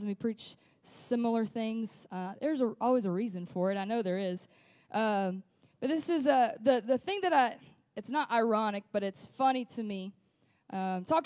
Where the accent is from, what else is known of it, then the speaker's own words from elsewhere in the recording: West Memphis, Arkansas, United States; also born or lived in Springfield, Missouri; I grew up in the Delta in West Memphis, and it's just cornfields.